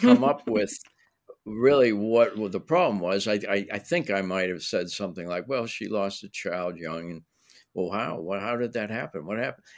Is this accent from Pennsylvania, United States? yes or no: yes; Pittsburgh, Pennsylvania, United States; now in Los Angeles, United States; I grew up in Pittsburgh